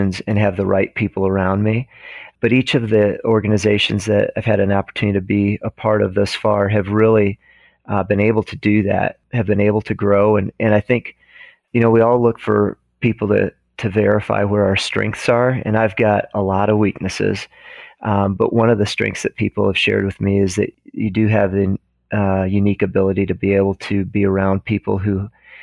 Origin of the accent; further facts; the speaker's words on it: Northern Illinois, United States; moved away as an adult; also born or lived in Ohio; now in Indianapolis, United States; I grew up in Northern Illinois